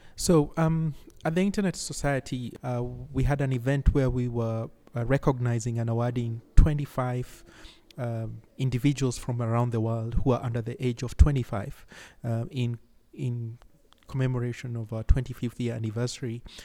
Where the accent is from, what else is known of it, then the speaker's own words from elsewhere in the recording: Nairobi, Kenya; I come from Nairobi, Kenya